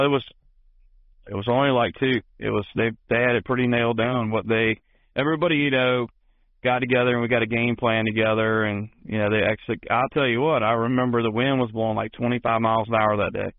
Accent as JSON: {"language": "English", "area": "Tidewater", "region": "Virginia", "country": "United States", "tie": "born or raised there", "said": "growing up in the Tidewater, Virginia area."}